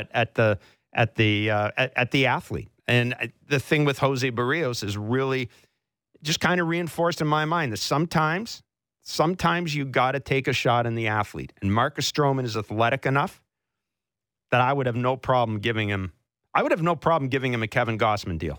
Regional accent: Southern Manitoba, Canada; moved away; this hometown's in the Bible Belt

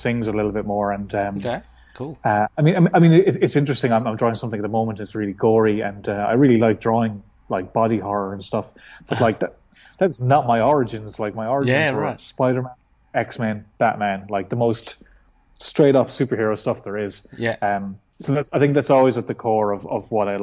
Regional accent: west of Ireland, Ireland; now in Dublin, Ireland; I'm from Ireland, from the west of Ireland, which is kind of more rural than, say, where I live now, which is Dublin

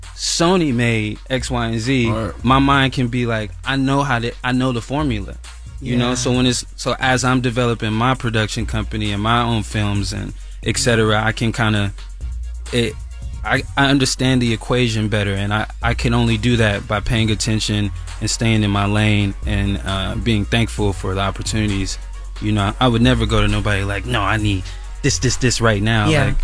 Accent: Lithonia, Georgia, United States; I grew up in Lithonia, Georgia. I used to have two pairs of sneakers.

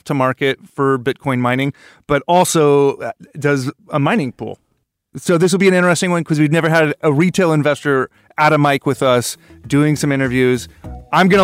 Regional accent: Oregon, United States; We're from Oregon originally

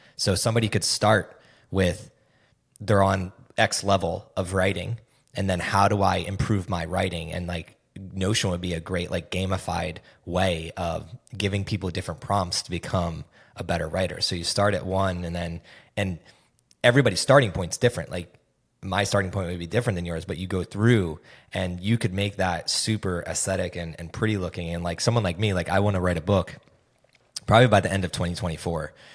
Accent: East Coast of the United States, United States; moved away as an adult; also born or lived in Nashville, Tennessee; now in Austin, United States; I grew up on the East Coast of the United States, uh, for twenty-four years until I moved to Nashville, Tennessee

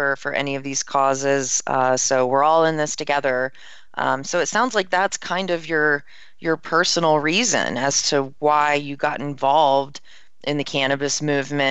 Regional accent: Maryland, United States; I'm from Maryland also.

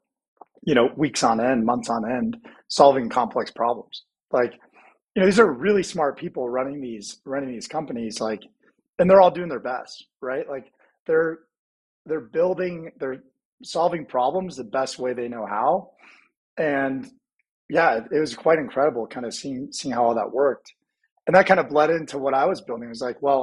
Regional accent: Indianapolis, Indiana, United States; I grew up in the Midwest, grew up in Indianapolis.

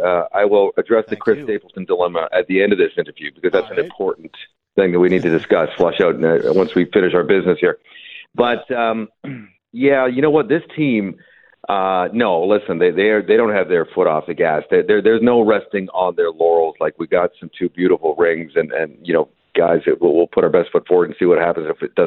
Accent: Vancouver, British Columbia, Canada; Well, I'm from Vancouver.

